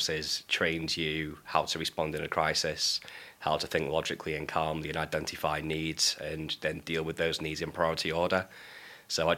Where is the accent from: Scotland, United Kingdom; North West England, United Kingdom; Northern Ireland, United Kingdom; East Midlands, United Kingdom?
North West England, United Kingdom; Manchester; I grew up in Blakely in North Manchester, which is a pretty deprived area